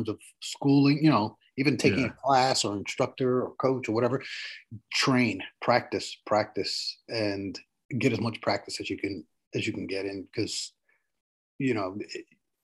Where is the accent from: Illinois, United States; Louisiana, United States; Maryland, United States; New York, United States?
New York, United States; New York City; now in Westchester County, United States; I grew up in the South Bronx of New York City, you know, in the 80s and 90s